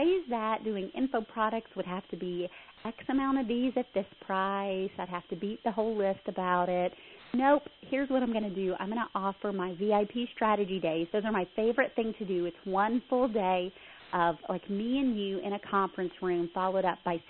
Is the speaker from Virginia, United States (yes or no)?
no; Southern United States, Texas, United States; I am a Southerner, but I speak faster than most Southerners